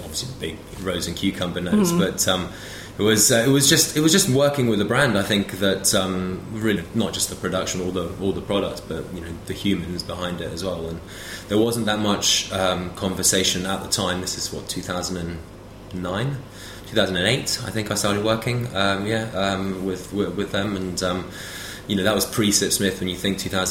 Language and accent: English; London, United Kingdom; also born or lived in Paris; I grew up mainly in London, to be honest with you. I went to school here